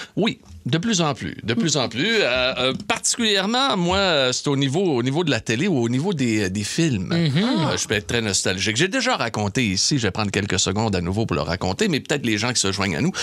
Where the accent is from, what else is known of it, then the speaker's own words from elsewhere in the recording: Saguenay, Quebec, Canada; moved away; chez nous au Saguenay